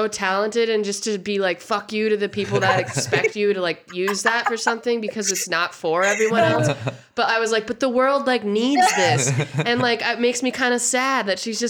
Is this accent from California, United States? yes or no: no; Montana, United States; I'm from Montana